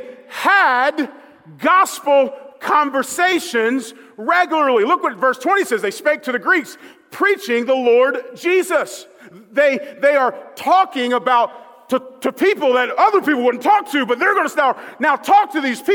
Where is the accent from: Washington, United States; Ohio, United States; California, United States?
Ohio, United States; Dayton; I'm from Dayton, Ohio. I was living there.